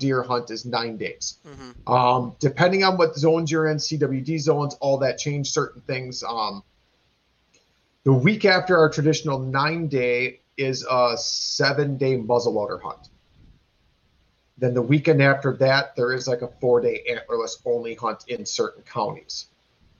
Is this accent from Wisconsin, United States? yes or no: yes; Wisconsin, United States; we are from Wisconsin. It's a big drinking state